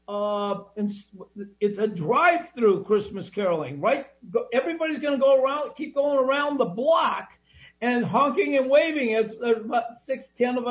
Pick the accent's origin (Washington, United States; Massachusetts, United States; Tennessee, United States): Washington, United States; Seattle; I was brought up in the Equator, West Seattle, White Center area, and Garlic Gulch